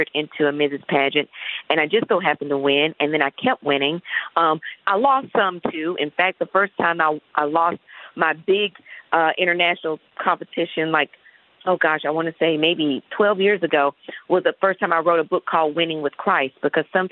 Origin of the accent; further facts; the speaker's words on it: Chattanooga, Tennessee, United States; moved away as an adult; also born or lived in Indiana; I'm originally from Chattanooga, born and raised